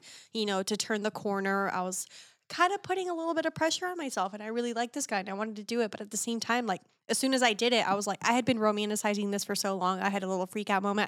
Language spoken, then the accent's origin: English; Texas, United States; I grew up in Texas